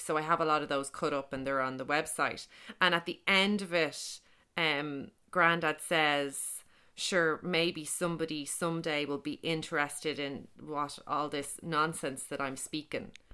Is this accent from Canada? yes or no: no; Dublin, Leinster, Ireland; I grew up in Beaumont in Dublin